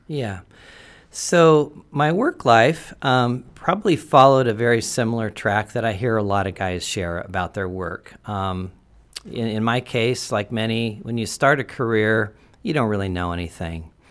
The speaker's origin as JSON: {"language": "English", "town": "Portland", "region": "Oregon", "country": "United States", "tie": "born or raised there", "said": "I was born in Portland"}